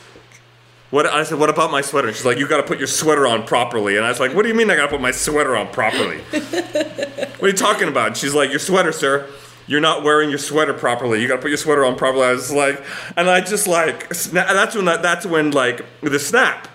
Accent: Canada; I'm not your typical Canadian

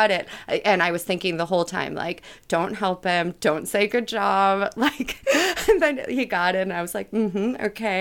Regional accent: Midwest, United States; I was raised in the Midwest

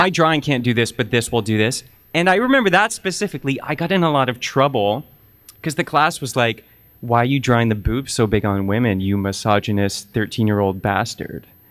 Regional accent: Oakville, Ontario, Canada; growing up in Oakville, Ontario

